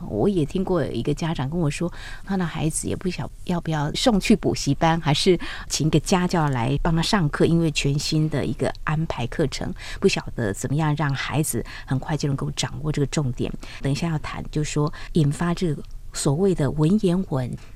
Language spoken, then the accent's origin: Chinese; Taiwan; 对，我也可以说我是台湾人